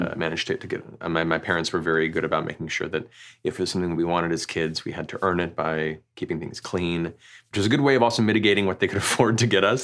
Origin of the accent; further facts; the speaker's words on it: Central Florida, United States; Originally, I grew up in Florida, like Central Florida